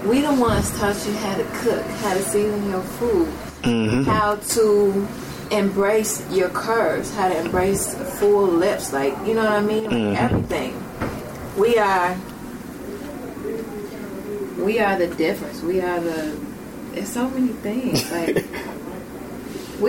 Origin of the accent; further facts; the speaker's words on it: Chicago, Illinois, United States; I'm from Chicago.